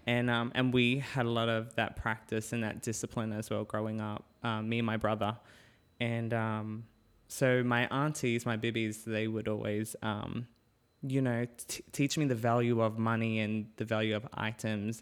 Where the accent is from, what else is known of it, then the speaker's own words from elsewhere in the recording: Cairns, Queensland, Australia; moved away; also born or lived in Innisfail / Brisbane / Perth; I grew up in Cairns